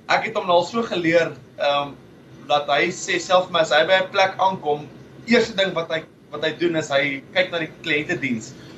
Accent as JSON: {"language": "Afrikaans", "country": "South Africa", "tie": "born or raised there", "moved": "yes", "lives_now": "Perth, Australia", "said": "Ons as Suid-Afrikaners het groot geword"}